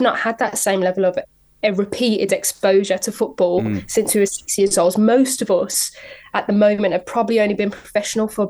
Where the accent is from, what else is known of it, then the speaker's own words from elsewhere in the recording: Birmingham, West Midlands, United Kingdom; There's a big Irish community in Birmingham where I grew up